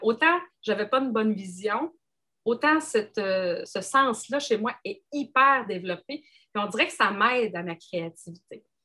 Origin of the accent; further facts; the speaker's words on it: Gaspésie, Quebec, Canada; je suis originaire de la Gaspésie